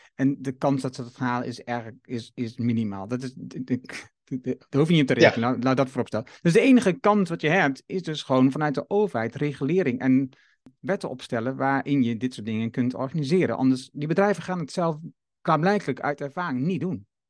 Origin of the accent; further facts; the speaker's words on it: Haaksbergen, Overijssel, Netherlands; Ik ben geboren in Haaksbergen